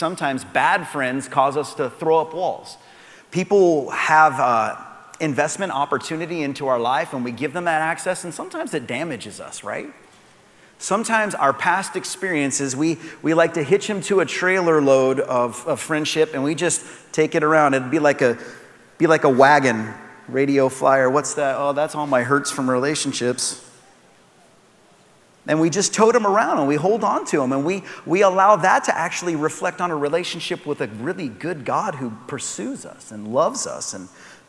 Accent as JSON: {"language": "English", "town": "Soapstone", "country": "United States", "tie": "born or raised there", "said": "where I grew up outside of Palmer was a place called Soapstone"}